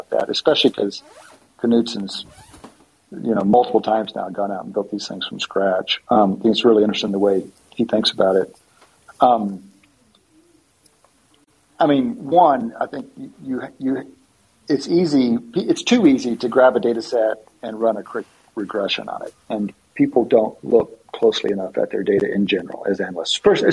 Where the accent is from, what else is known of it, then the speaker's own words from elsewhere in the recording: West Texas, United States; moved away as an adult; also born or lived in Philadelphia, Pennsylvania; now in Austin, United States; we grew up in West Texas.